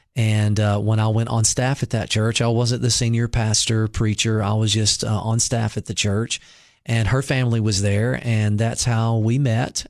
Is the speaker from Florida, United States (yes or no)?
no; Mississippi, United States; now in Cookeville, United States; I grew up in Mississippi